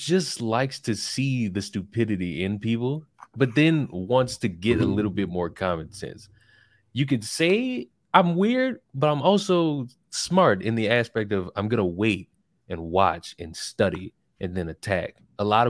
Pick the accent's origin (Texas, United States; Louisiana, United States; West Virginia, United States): Louisiana, United States; New Orleans; moved away as an adult; also born or lived in Atlanta; now in Tallahassee, United States; I'm from Louisiana